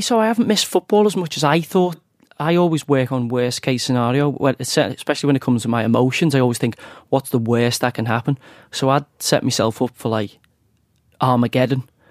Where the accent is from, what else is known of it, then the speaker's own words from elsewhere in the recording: Knowsley, North West England, United Kingdom; I'm from Knowsley, which is a very, very strong Labour seat